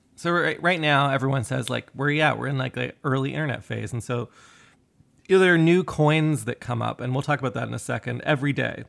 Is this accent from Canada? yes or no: yes; Canada; myself being Canadian